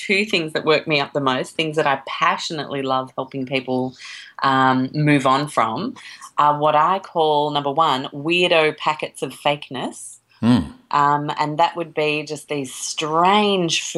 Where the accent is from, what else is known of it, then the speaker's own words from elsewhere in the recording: Sydney, New South Wales, Australia; also born or lived in London, United Kingdom / Chicago, United States; From the mid-70s we moved here in Sydney, 1980, and I've been here all my life.